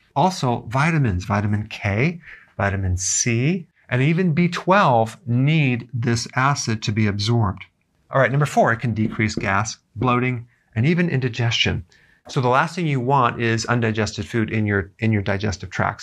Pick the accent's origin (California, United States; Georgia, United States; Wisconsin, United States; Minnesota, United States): Wisconsin, United States; growing up in Wisconsin, um, where there was farms all around our neighborhood